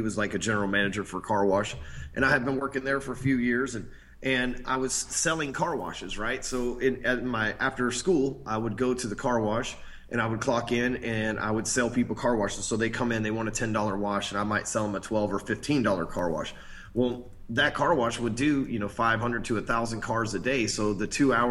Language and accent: English; Dallas, Texas, United States; I came from Dallas, Texas